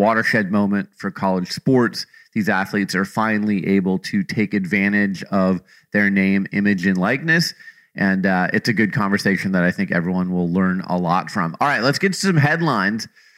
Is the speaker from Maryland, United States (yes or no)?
no; Phoenix, Arizona, United States; moved away; I'm from Phoenix, Arizona originally. So I grew up a Suns fan.